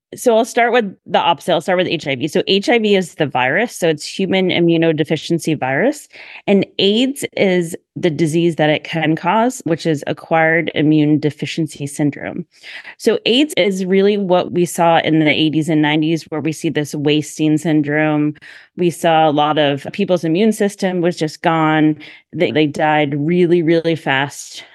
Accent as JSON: {"language": "English", "region": "Massachusetts", "country": "United States", "also_born_or_lived": "Hershey, Pennsylvania", "moved": "as an adult", "lives_now": "Philadelphia, United States", "said": "originally I'm from Massachusetts"}